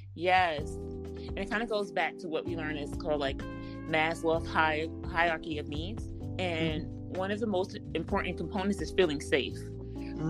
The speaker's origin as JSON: {"language": "English", "town": "New York City", "region": "New York", "country": "United States", "said": "I'm from New York City"}